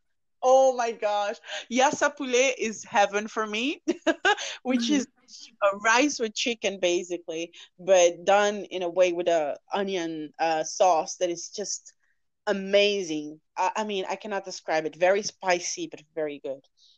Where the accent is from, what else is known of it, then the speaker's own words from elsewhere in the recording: Cape Verde; moved away; also born or lived in Portugal; I came from Cabo Verde